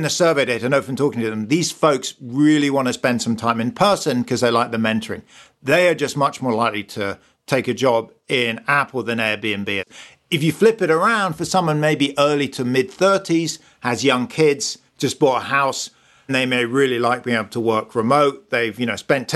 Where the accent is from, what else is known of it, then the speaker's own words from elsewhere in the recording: United Kingdom; as a Brit